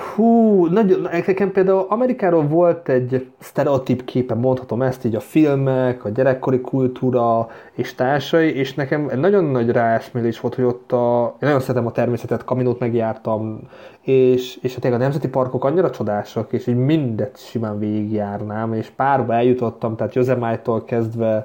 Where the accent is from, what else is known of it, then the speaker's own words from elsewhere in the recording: Hungary; moved away as an adult; now in Vienna, Austria; megvan még a magyar mm, útlevelem